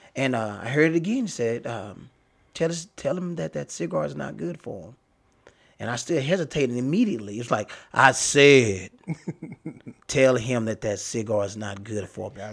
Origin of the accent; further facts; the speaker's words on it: Dallas, Texas, United States; I grew up in Oak Cliff